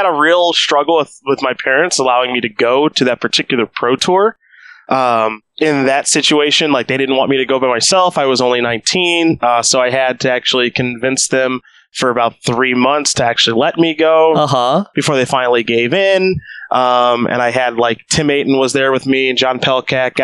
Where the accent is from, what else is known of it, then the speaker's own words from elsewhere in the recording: Strongsville, Ohio, United States; moved away as an adult; now in Roanoke, United States; Born and raised in Strongsville, Ohio, for the first 18 years of my life